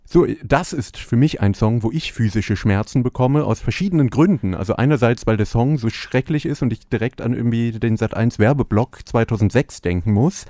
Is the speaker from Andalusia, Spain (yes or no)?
no; Mallorca, Balearic Islands, Spain; moved away; ich bin nicht in Deutschland aufgewachsen, sondern auf Malotze.